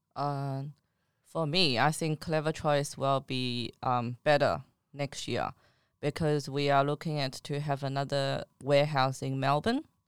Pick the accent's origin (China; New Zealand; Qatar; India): China; now in Australia; I'm from China.